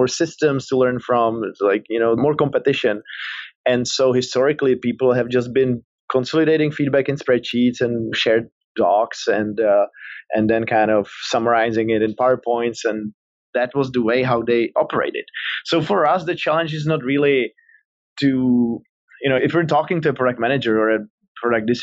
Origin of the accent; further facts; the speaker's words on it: Prague, Czechia; moved away as an adult; also born or lived in Silicon Valley, United States; I'm from the Czech Republic, from Prague originally, that's the accent, but then I moved to Silicon Valley